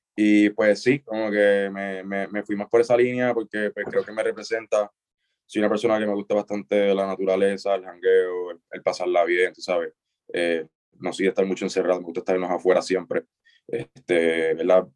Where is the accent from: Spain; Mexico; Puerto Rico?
Puerto Rico; Isabela; moved away as an adult; also born or lived in Mayagüez; soy de Isabela